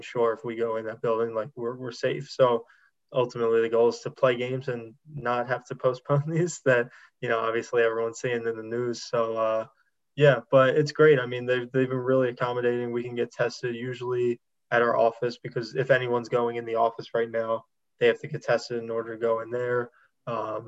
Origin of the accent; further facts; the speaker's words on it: Wildwood, New Jersey, United States; I'm from Wildwood, New Jersey. So Frank Vogel actually graduated from my high school